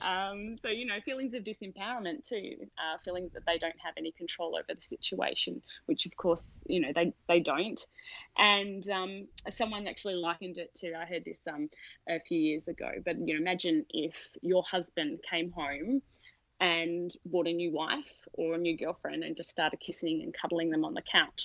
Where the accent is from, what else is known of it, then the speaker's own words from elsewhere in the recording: Australia; moved away as an adult; now in San Diego, United States; from the accent, you'd pick that I'm from Australia originally